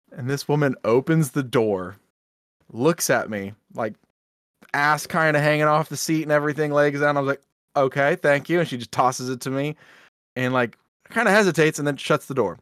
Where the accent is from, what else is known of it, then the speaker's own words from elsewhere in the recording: United States; we're American and we live here